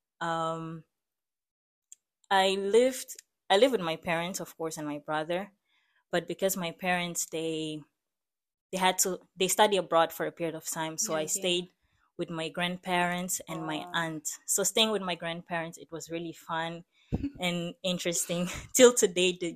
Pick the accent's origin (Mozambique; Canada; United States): Mozambique; Maputo; moved away; I grew up in Mozambique, in the city of Maputo